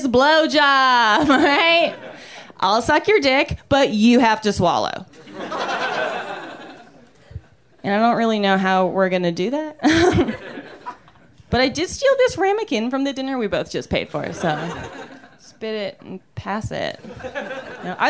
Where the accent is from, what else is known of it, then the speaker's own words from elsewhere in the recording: Canada; now in Los Angeles, United States; I'm from Canada. I don't know if you guys can tell because of my glow. I'm from Canada. It's hard to live here right now